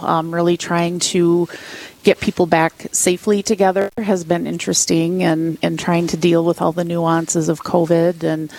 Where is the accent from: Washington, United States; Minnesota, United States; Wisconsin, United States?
Minnesota, United States; Aurora; I was born and raised Catholic up on the Iron Range.